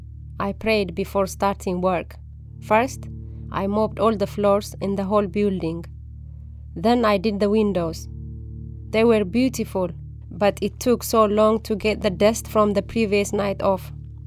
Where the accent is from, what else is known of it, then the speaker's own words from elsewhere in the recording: Oromia, Ethiopia; English is a second language; I grew up in the Bale Mountain of Ethiopia. It is a very beautiful part of the country. We were a poor family.